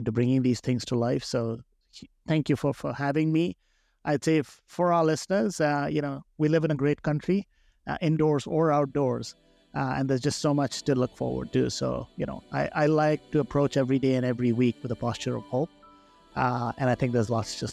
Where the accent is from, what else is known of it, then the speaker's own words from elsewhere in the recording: India; now in Canada; I grew up in India